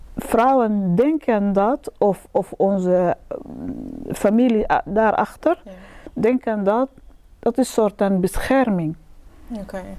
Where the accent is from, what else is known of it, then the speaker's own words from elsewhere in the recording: Sudan; Dutch is a second language; now in Netherlands; ik ben eigenlijk uit Sudan